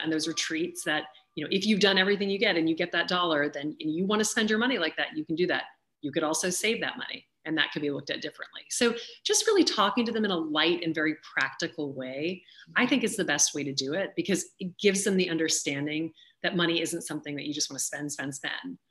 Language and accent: English; Louisiana, United States; I grew up in Louisiana